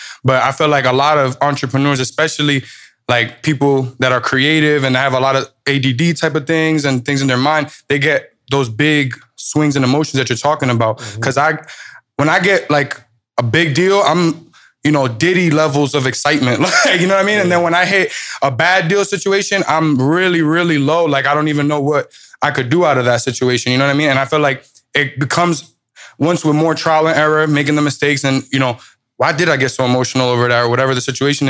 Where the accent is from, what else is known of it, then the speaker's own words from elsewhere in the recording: New York, United States; Like I'm a New Yorker. I had to walk around with my face.